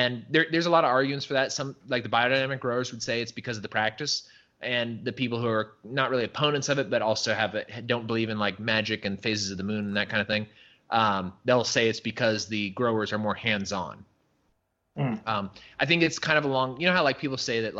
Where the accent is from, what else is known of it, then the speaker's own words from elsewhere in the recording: California, United States; camping in California when I was a kid, because I grew up in California.